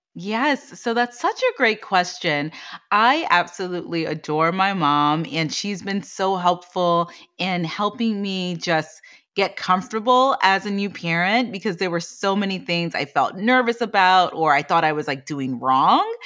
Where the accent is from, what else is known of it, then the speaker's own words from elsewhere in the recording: Washington, District of Columbia, United States; I grew up in the Washington, D C area